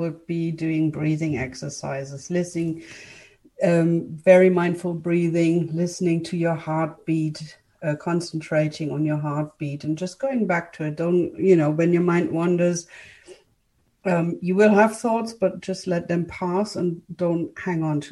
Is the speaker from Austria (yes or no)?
no; Germany; English is a second language; moved away as an adult; also born or lived in United Kingdom; I'm from Germany. I am actually a German, but I lived for a decade in the UK, studied there and all